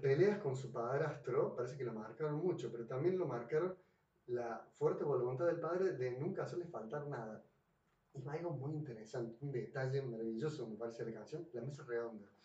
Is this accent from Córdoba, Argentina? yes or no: yes; Córdoba, Argentina; yo soy cordobés